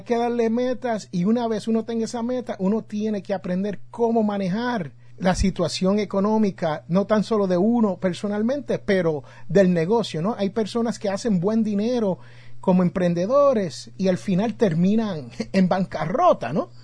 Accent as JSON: {"language": "Spanish", "town": "Jersey City", "region": "New Jersey", "country": "United States", "moved": "yes", "lives_now": "Alabama, United States", "said": "yo soy de Jersey City, New Jersey"}